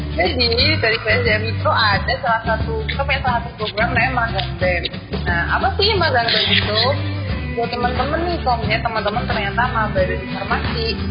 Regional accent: Batam, Riau Islands, Indonesia; moved away; aku dari Batam

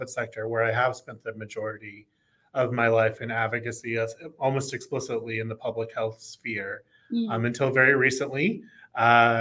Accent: Oklahoma, United States; moved away as an adult; also born or lived in Texas; I grew up in Oklahoma, full-fledged red stater

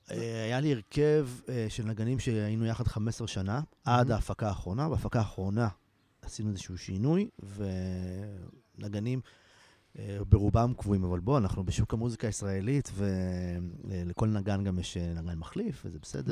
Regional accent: Ein Carmel, Haifa District, Israel; אני גדלתי בקיבוץ

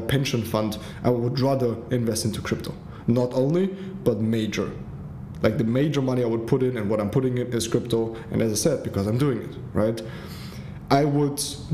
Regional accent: Germany; also born or lived in Africa; my mom went back to Germany with my little sister and me. I grew up in Germany, humble beginning

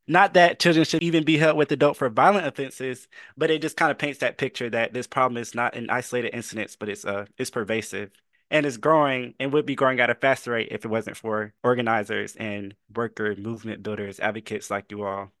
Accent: Fayetteville, North Carolina, United States; I'm from Fayetteville, North Carolina

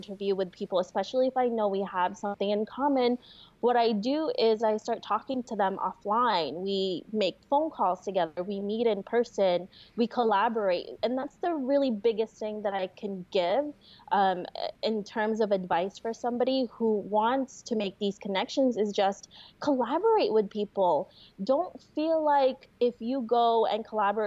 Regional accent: New York, United States; moved away as an adult; also born or lived in Florida; I grew up and lived in New York most of my life

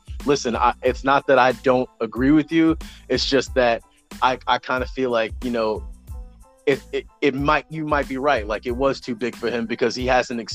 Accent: Boston, Massachusetts, United States; I was born and raised in Boston.

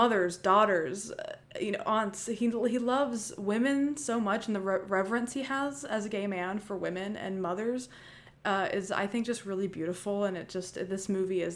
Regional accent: Tennessee, United States; We're from the South, you said. We're from Tennessee

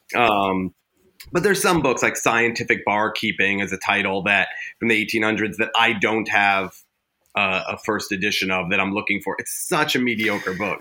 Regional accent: Westchester County, New York, United States; also born or lived in Manhattan, New York; I grew up in Westchester County, New York, and then lived in Manhattan by far the majority of my life

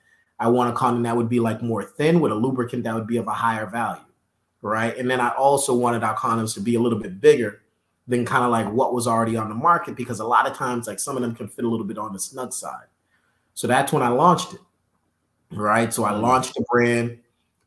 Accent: Northeast, United States; we're from the Northeast. There's not a big black business community up there.

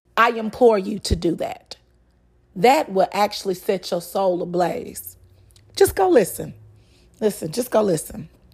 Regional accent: Dallas, Texas, United States; also born or lived in Austin, Texas; now in Houston, United States; I was born in Austin, raised in Dallas, and now live in Houston.

